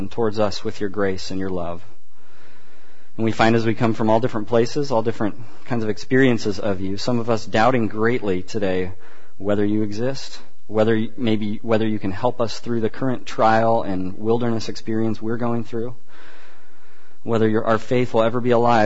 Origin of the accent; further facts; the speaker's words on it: Central Valley, California, United States; moved away; Where I grew up in the Central Valley